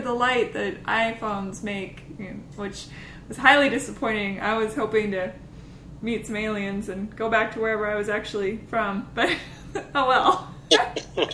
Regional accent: Seattle, Washington, United States; now in Nashville, United States; I'm from Seattle originally

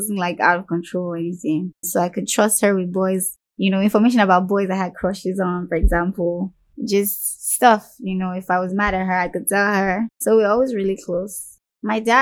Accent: Lagos, Nigeria; also born or lived in Ojuelegba; I was born when we were living in Ojolegba, and I was raised in Surulere

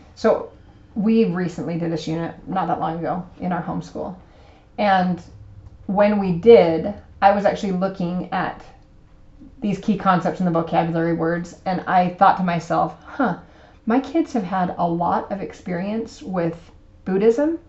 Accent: United States; we're American

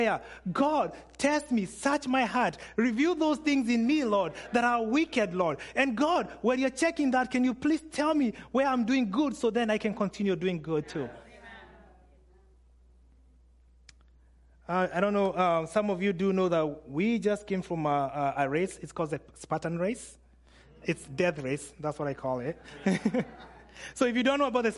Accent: Kenya; I'm Kenyan

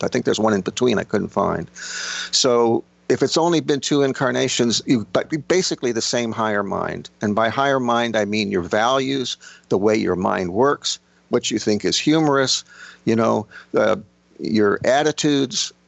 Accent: Miami, Florida, United States; also born or lived in Long Island, New York / the South; I was born in Long Island, I grew up in Miami, I've spent, you know, time living in the South

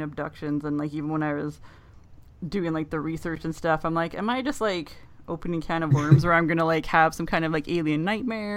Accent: Canada; accent: Minnesota accent on top of the Canadian accent; I'm only like a half hour north of Minnesota

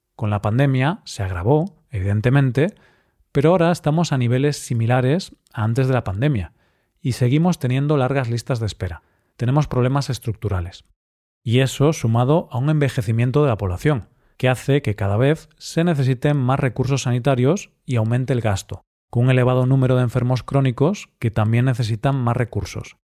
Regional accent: Spain; soy español

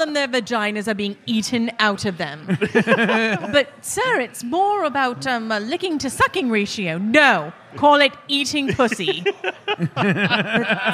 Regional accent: California, United States; I'm from California

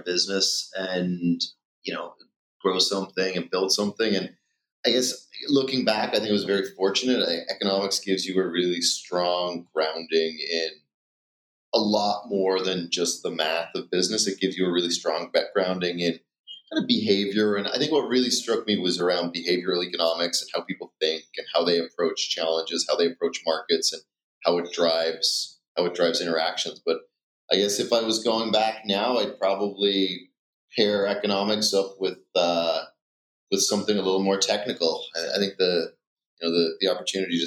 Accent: Dublin, Leinster, Ireland; moved away as an adult; I grew up in Dublin in Ireland, just outside the city

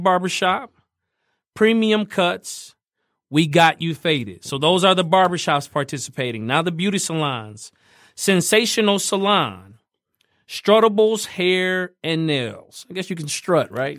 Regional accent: Fort Wayne, Indiana, United States; moved away; growing up in Fort Wayne

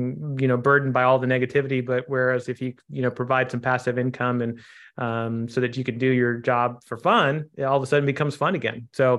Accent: Kansas City, United States; So I grew up in Kansas City, a son of two Indian immigrants, and tried to play baseball when I was young.

